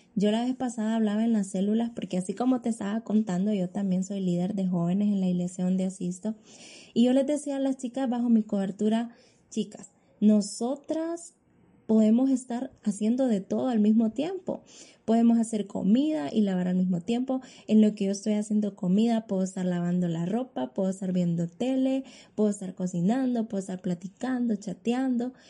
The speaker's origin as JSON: {"language": "Spanish", "country": "Honduras", "said": "soy ciudadana hondureña"}